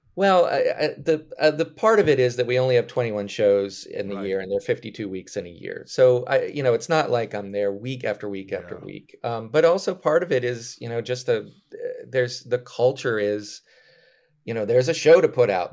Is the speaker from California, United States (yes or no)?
no; outside of Richmond, Virginia, United States; I grew up outside of Richmond, Virginia